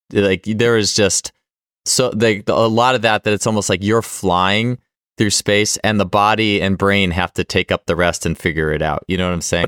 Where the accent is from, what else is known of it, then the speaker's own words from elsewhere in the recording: Milwaukee, Wisconsin, United States; I was growing up in Milwaukee